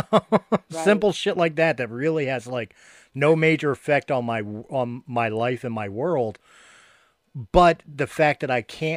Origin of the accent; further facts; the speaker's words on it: Philadelphia, Pennsylvania, United States; also born or lived in Colorado; moved from Philadelphia to Colorado, all the time I spent out in Colorado, all I bitched about is I wanted to come home to Philly.